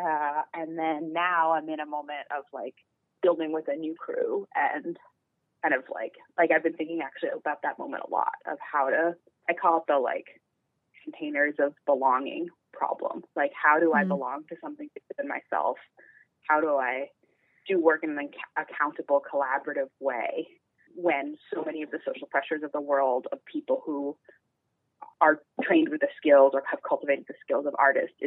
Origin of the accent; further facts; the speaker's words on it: New York City, New York, United States; I am an artist and a cultural organizer, born and raised in New York City